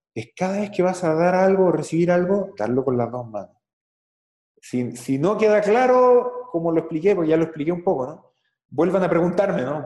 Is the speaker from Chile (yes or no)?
yes; Chile; en Chile, en mi país